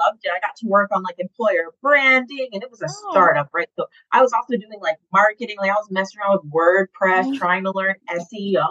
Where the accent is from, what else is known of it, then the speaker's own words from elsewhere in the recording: Atlanta, Georgia, United States; also born or lived in Boston; I came back from Boston to Atlanta, which is where I was raised.